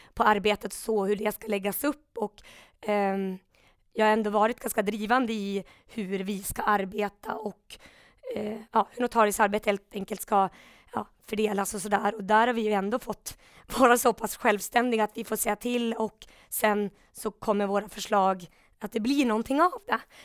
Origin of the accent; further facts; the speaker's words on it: Umeå, Västerbotten County, Sweden; also born or lived in Stockholm; i Umeå då, där jag är uppvuxen, jag pluggade i Stockholm